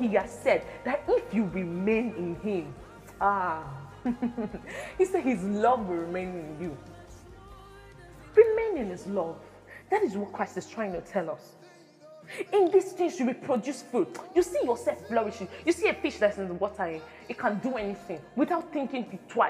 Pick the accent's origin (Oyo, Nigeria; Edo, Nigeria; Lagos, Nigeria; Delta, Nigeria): Edo, Nigeria; Benin City; I am an Edo girl. It doesn't change the fact that I am from Benin